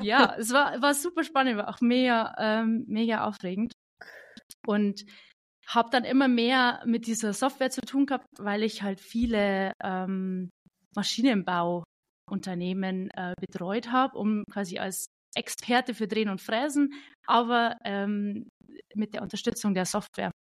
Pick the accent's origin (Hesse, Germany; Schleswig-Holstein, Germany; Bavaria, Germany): Bavaria, Germany; Ich bin aus dem wunderschönen Bayern, aus äh, der kleinsten Kreisstadt Bayerns tatsächlich.